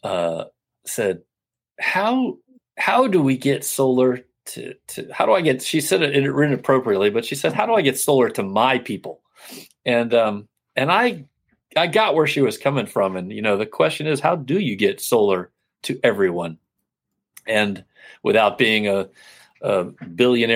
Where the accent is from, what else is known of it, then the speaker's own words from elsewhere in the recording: Florida, United States; I grew up in Florida